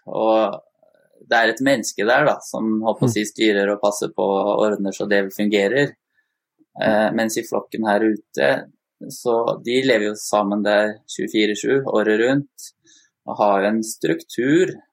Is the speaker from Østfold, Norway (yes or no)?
yes; Sarpsborg, Østfold, Norway; opprinnelig fra Østfold, eller det som var Østfold, Sarpsborg. Så det er der jeg vokste opp, da.